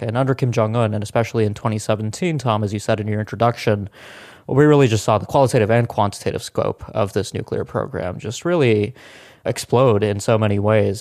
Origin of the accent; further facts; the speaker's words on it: India; now in United States; I was born in India in the late nineteen nineties. I was actually, uh, in India when India broke out as a nuclear weapons state